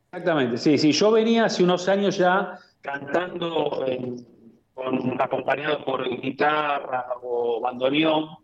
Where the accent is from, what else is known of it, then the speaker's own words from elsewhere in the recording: Buenos Aires, Argentina; yo soy aquí de Buenos Aires, de Capital Federal